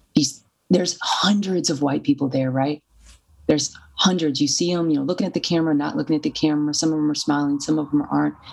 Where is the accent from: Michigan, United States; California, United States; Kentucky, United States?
Kentucky, United States; Louisville; moved away as an adult; my hometown in Louisville.